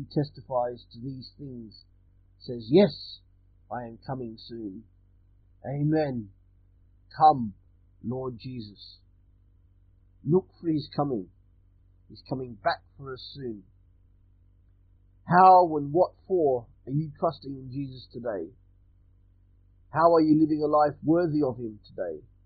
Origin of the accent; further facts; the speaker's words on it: Australia; I'm Australian